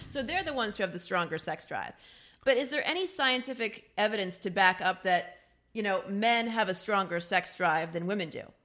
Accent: Midwest, United States; I'm from the Midwest

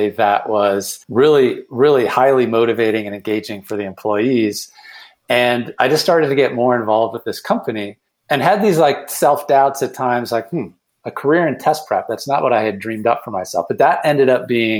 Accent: Cleveland, Ohio, United States; moved away as an adult; also born or lived in Boston; I then moved back to my hometown of Cleveland

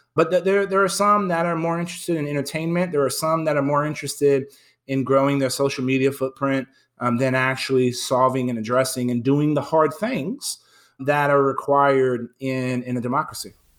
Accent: San Antonio, Texas, United States; moved away as an adult; moved back to my hometown

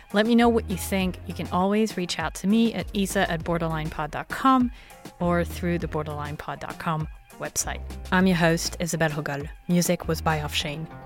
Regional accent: France; we're French

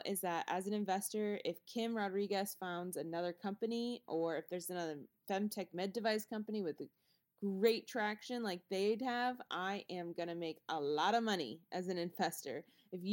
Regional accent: Houston, Texas, United States; moved away as an adult; now in Raleigh, United States; I'm from Houston

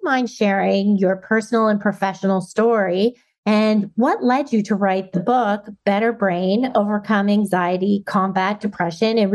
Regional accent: Parry Sound, Ontario, Canada; my hometown, Parry Sound

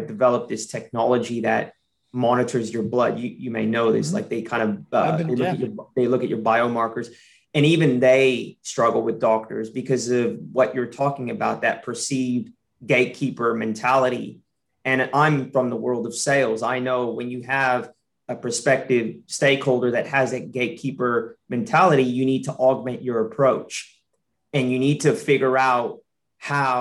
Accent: United States; now in Australia; I'm American.

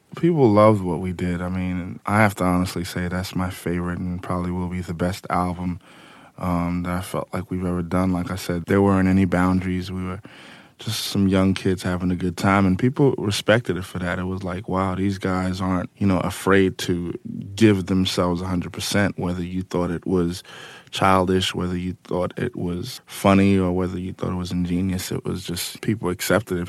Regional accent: Amityville, New York, United States; Long Island and especially Amityville

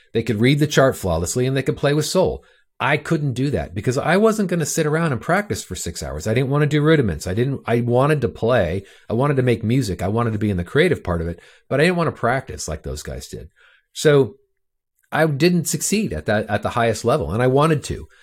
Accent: Orange County, California, United States; I grew up in Orange County, California

